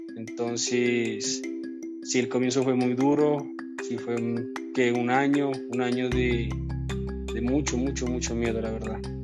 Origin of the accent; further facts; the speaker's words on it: Córdoba, Nariño, Colombia; also born or lived in Argentina; now in Pasto, Colombia; nací en Córdoba, Nariño, es un municipio de la ciudad de Pasto, pero actualmente vivo en Pasto